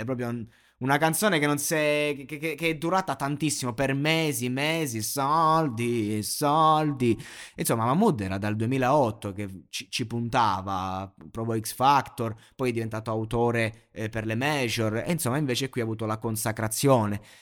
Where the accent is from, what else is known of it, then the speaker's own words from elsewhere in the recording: Roseto degli Abruzzi, Abruzzo, Italy; per me che sono di Roseto